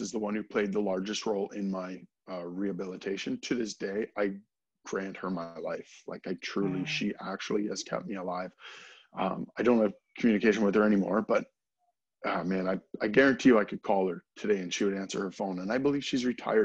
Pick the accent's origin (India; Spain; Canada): Canada; near Strathroy, Ontario; moved away as an adult; also born or lived in Alberta; my hometown